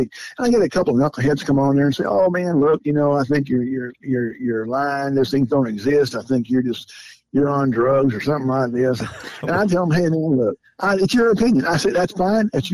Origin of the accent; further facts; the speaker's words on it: Southern California, United States; I was born and raised in Southern California